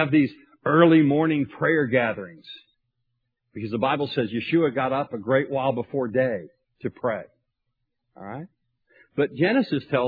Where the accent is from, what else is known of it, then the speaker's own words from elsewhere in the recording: Tupelo, Mississippi, United States; I grew up in Tupelo, Mississippi, and I came to faith at a young age at a Baptist church.